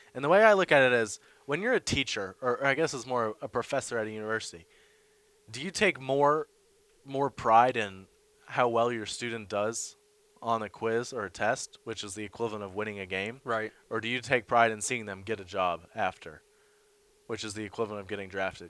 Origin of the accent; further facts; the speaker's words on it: Boston, Massachusetts, United States; being a Bostonian.